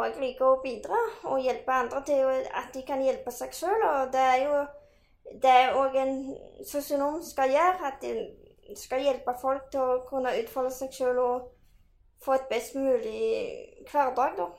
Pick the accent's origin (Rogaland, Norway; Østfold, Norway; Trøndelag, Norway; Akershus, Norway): Rogaland, Norway; Bryne; moved away as an adult; now in Stavanger, Norway; jeg kommer fra Bryne, som er jo en, ja, en liten by. Nå er det blitt by nå, på Jæren.